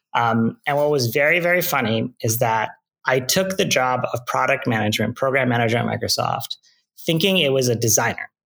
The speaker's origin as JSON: {"language": "English", "town": "Mississauga", "region": "Ontario", "country": "Canada", "tie": "born or raised there", "said": "I grew up in Canada, in Mississauga, Ontario."}